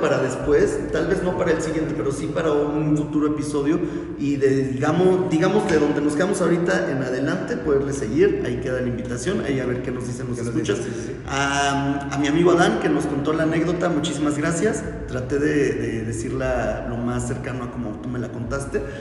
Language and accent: Spanish; Mexico; nosotros como buenos mexicanos